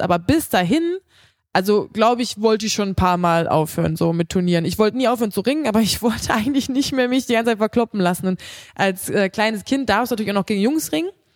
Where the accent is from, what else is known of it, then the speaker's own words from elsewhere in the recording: Krefeld, North Rhine-Westphalia, Germany; in Krefeld, da wo ich herkomme aus meiner Heimatstadt